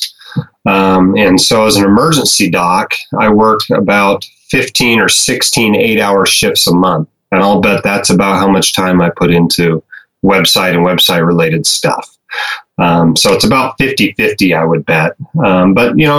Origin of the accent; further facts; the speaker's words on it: Alaska, United States; moved away as an adult; also born or lived in Arizona; now in Utah, United States; I grew up in Alaska